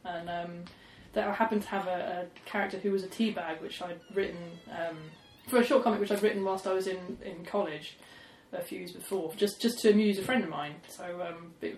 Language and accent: English; Basingstoke, South East England, United Kingdom; growing up outside of Basingstoke